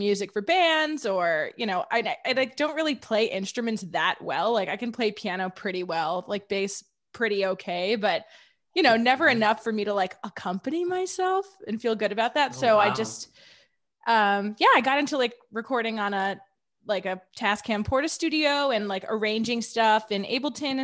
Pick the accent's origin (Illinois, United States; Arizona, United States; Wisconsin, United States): Illinois, United States; Wilmette; now in Boston, United States; I grew up just a little bit north of Chicago, like 20 minutes north